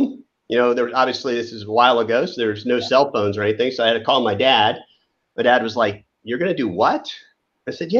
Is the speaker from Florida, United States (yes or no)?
yes; Fort Lauderdale, Florida, United States; now in Dallas, United States; Growing up in Fort Lauderdale, Florida